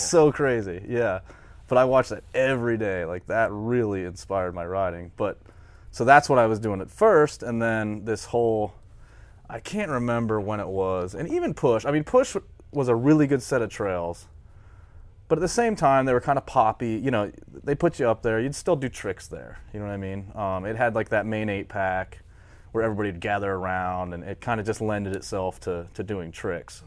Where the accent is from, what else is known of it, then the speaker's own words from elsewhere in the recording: Titusville, United States; I'm from Titusville